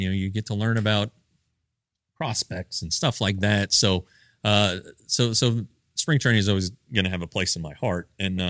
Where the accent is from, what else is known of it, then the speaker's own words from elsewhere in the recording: Colorado, United States; when I was growing up in Colorado, we didn't have the Rockies.